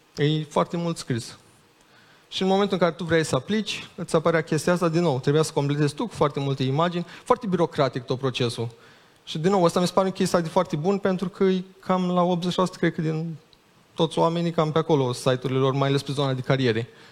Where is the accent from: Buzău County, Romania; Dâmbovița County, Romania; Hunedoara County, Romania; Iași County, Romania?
Iași County, Romania; Iași; also born or lived in Chișinău; eu mi-aminteam de când eram mic cum era în Iași